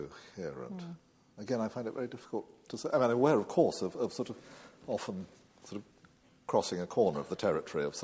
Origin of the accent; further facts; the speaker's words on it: England, United Kingdom; I do feel profoundly attached to my native land